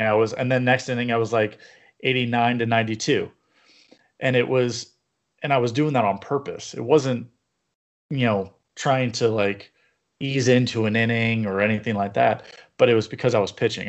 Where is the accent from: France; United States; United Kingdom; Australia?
United States; Yorba Linda, California; I grew up in Yorba Linda